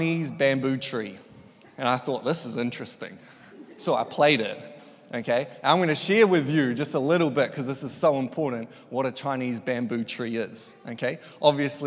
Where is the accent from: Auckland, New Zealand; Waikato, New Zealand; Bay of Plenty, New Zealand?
Bay of Plenty, New Zealand; Tauranga; I grew up in Tauranga, Elim, been there since I was one